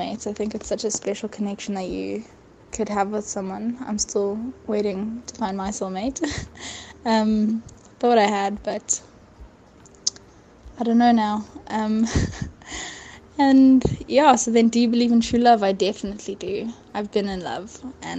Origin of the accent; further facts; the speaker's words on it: Johannesburg, Gauteng, South Africa; I am from Johannesburg, South Africa